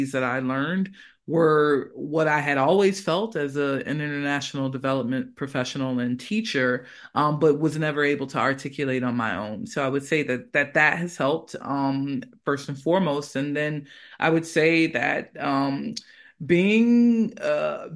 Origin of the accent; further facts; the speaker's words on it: United States; moved away as an adult; also born or lived in United Kingdom; now in Granada, Spain; I'm originally from the United States, and, you know, as a Black person in the U.S.